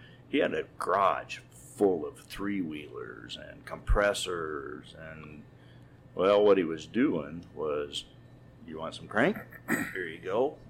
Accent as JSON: {"language": "English", "town": "San Diego", "region": "California", "country": "United States", "tie": "born or raised there", "also_born_or_lived": "Riverside / Colorado", "moved": "as an adult", "said": "I grew up in San Diego"}